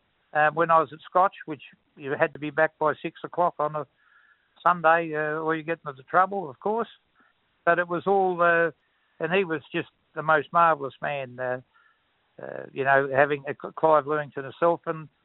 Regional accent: Dowerin, Western Australia, Australia; also born or lived in Mundaring; I was brought up in Dowran.

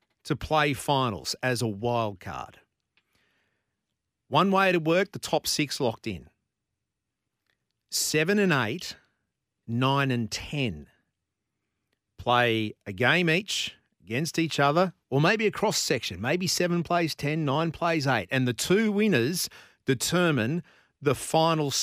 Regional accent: Brisbane, Queensland, Australia; I was born in Brisbane. I grew up in Brisbane, and I grew up playing soccer.

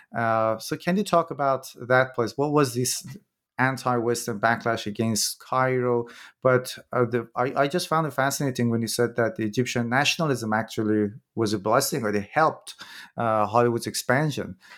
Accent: Iran; I'm from Iran myself

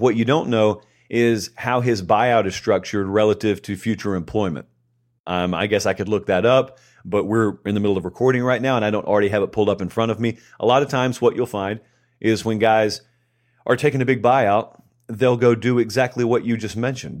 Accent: Columbus, Georgia, United States; moved away as an adult; now in Nashville, United States; I grew up in Columbus, Georgia, which is right on the Chattahoochee River

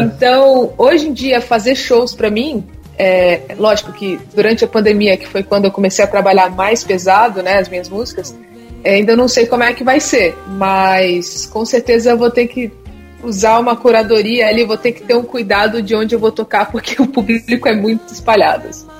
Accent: Brasília, Federal District, Brazil; now in São Paulo, Brazil; eu moro em São Paulo, mas sou de Brasília

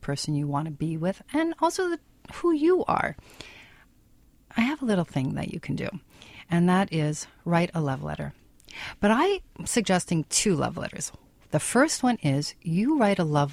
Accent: Canada; we're Canadian

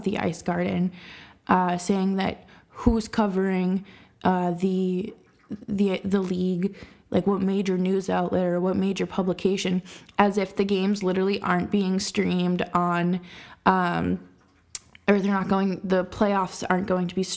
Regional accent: Boston, Massachusetts, United States; they're my hometown team

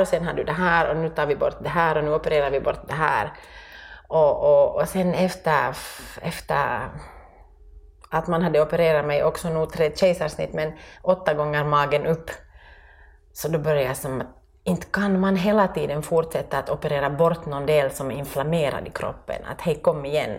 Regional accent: Finland; moved away as an adult; also born or lived in France; jag var som mer finsk och sen då vi flyttade tillbaka

